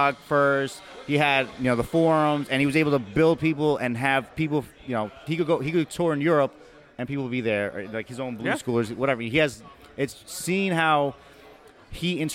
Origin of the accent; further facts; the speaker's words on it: New York area, United States; I'm from the New York area